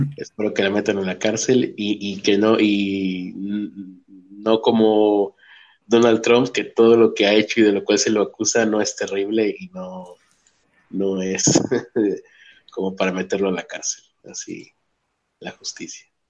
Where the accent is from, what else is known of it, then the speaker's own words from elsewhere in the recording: Mexico; lo dice alguien de México